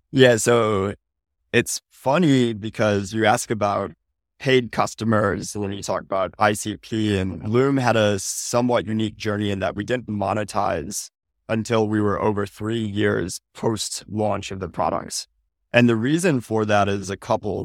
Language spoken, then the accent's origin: English; Midwest, United States; moved away as an adult; now in California, United States; Born and raised in the Midwest, hightailed it out to California post-college